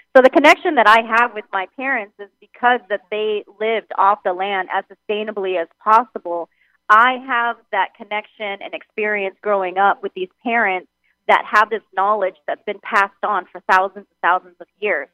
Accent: San Diego, California, United States; also born or lived in Thailand / Hawaii; moved back to San Diego to my hometown

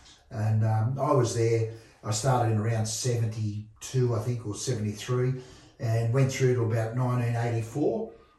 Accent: Sydney, New South Wales, Australia; moved away as an adult; now in Bathurst, Australia; Yeah, look, I came from Sydney in the late 60s.

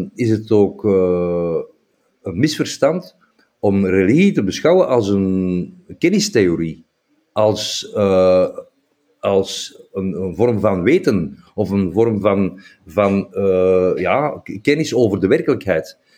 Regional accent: Flanders, Belgium; wij hebben die hoofddoeken zelf als Vlamingen veel belangrijker gemaakt

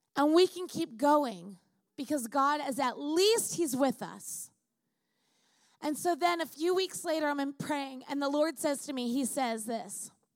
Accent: Long Island, New York, United States; now in California, United States; I grew up in Long Island, so I know the Jewish community very well.

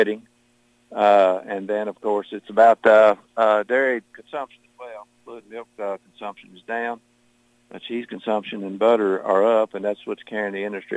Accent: Marion County, Kentucky, United States; Born and raised in Marion County, about 5 or 6 miles away from where I live presently in St. Mary's

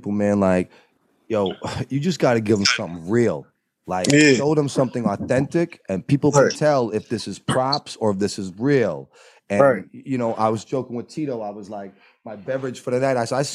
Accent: Boston, Massachusetts, United States; also born or lived in Baltimore area; now in Minnesota, United States; We're from Boston

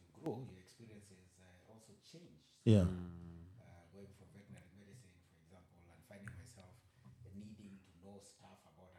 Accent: Kenya; moved away; also born or lived in Boston, United States; as a Kenyan resident in Boston

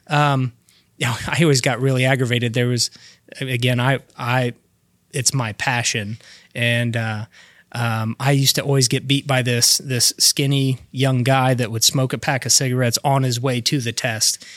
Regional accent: Alexandria, Indiana, United States; also born or lived in Elwood, Indiana / Eaton, Indiana; I was born in Alexandria, then lived in Elwood, um, through elementary school. I moved up to a little town called Eaton and went to Delta High

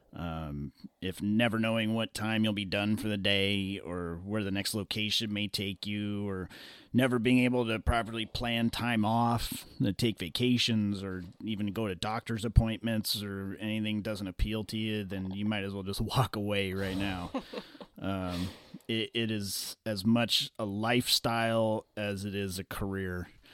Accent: Los Angeles, California, United States; growing up in Los Angeles

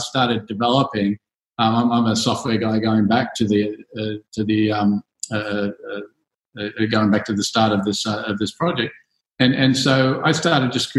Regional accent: Australia; moved away as an adult; also born or lived in United States; now in Singapore; I'm obviously an Aussie. I left Australia in the early 90s

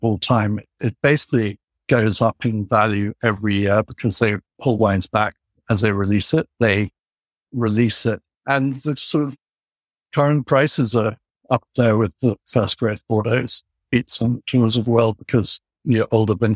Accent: England, United Kingdom; moved away; when I was growing up in England in 1979

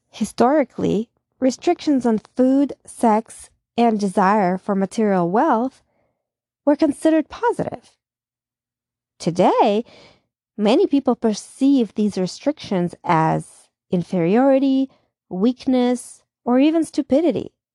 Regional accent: Russia; moved away as an adult; now in United States; in my time of growing up in Russia

